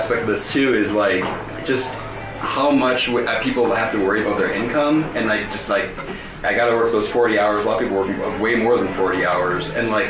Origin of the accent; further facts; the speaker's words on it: Minnesota, United States; now in Colorado, United States; Growing up in Minnesota